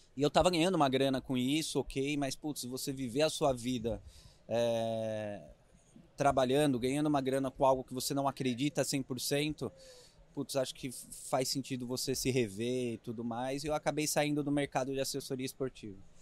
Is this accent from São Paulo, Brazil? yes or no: yes; Itapuí, São Paulo, Brazil; accent: caipira; eu sou caipira, né? Eu sou do interior, eu sou de Itapuí, é perto de Jaú, Bauru.